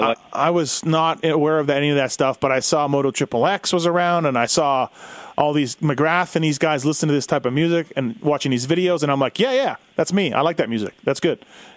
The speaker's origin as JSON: {"language": "English", "country": "Canada", "tie": "born or raised there", "also_born_or_lived": "Astoria, Oregon", "moved": "yes", "lives_now": "United States", "said": "I growing up in Canada, we didn't get a lot"}